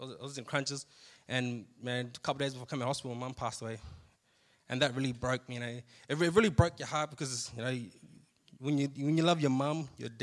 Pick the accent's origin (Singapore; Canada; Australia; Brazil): Australia; moved away; I come from the country town of Sejuna. If anyone has ever been there before, you know, living in Sejuna, it was pretty tough being around there. You know, we basically grew up around alcohol, drugs.